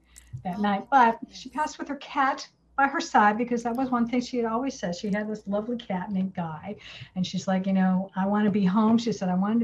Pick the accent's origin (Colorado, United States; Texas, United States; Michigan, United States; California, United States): Michigan, United States; We grew up in Michigan